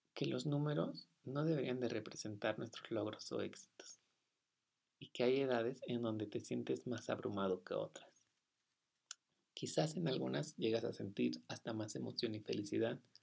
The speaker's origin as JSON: {"language": "Spanish", "region": "Sonora", "country": "Mexico", "said": "en Sonora, de donde yo soy"}